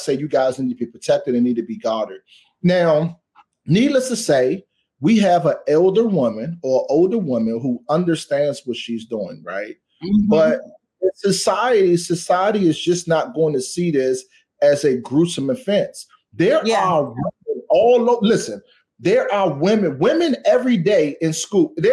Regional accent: Washington, District of Columbia, United States; I am from Washington, D.C. And where I'm from in Ward 8, I had to grow up fast

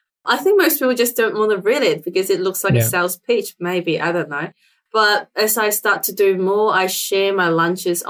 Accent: Hong Kong; English is a second language; now in Australia; I wasn't born here. I was born in Hong Kong. So I'm an immigrant to Australia

